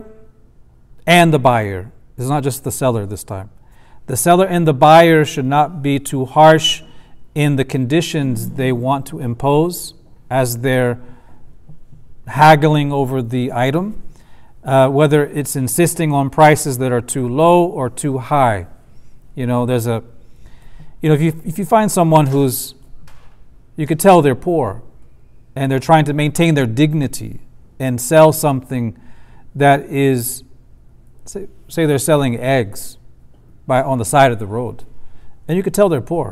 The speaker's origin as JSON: {"language": "English", "country": "United States", "said": "as an American man"}